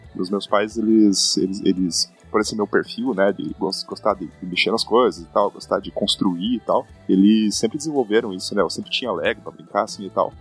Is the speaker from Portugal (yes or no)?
no; Curitiba, Paraná, Brazil; moved away as an adult; now in New York, United States; Eu sou natural de Curitiba, morei basicamente minha vida inteira em Curitiba, no Brasil, e ano passado, no começo do ano passado, eu migrei para os Estados Unidos. Eu vivo e trabalho hoje em Nova York